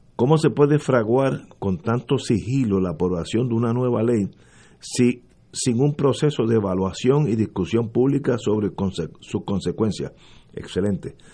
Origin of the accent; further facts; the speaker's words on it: San Juan, Puerto Rico; yo soy del viejo San Juan